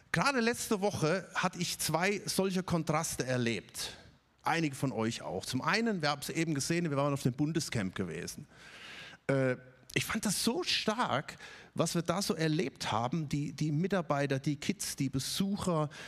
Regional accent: Ludwigsburg, Baden-Württemberg, Germany; Ich komme auch nicht aus Stuttgart, ich komme aus Ludwigsburg und trotzdem fühle ich mich als Stuttgarter.

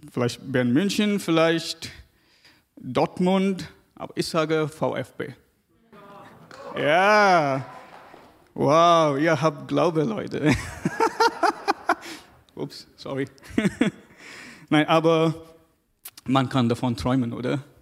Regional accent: South India, India; Ich komme aus Indien, aus Südindien, ganz, ganz süd, südlich.

